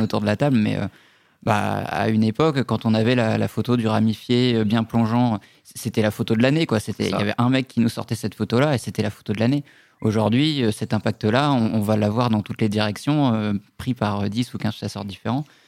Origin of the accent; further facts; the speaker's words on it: Brittany, France; j'ai grandi en Bretagne